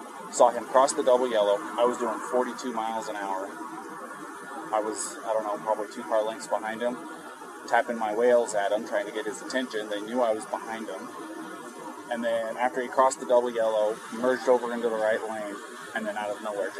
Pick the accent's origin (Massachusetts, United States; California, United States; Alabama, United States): California, United States; I'm from California originally.